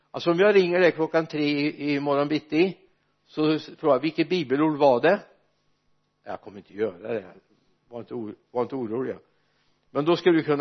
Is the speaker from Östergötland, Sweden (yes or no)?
no; Mariestad, Västra Götaland, Sweden; born or raised there